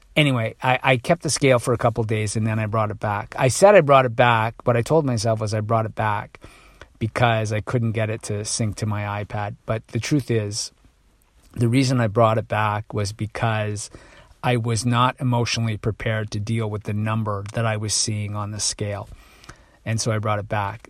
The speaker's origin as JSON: {"language": "English", "town": "Toronto", "region": "Ontario", "country": "Canada", "said": "I'm from Toronto"}